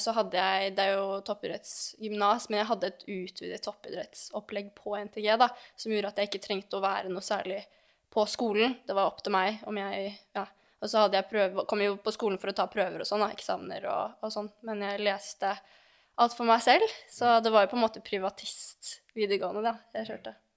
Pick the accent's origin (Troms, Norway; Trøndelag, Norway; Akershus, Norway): Akershus, Norway; Lørenskog; moved away as an adult; also born or lived in Oslo; now in Belgium; jeg er født i Oslo, men oppvokst på Fjellhamar i Lørenskog